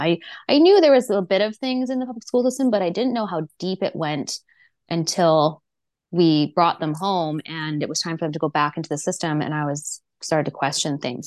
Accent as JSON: {"language": "English", "town": "Vancouver", "region": "British Columbia", "country": "Canada", "tie": "born or raised there", "said": "I grew up here in Vancouver on the North Shore"}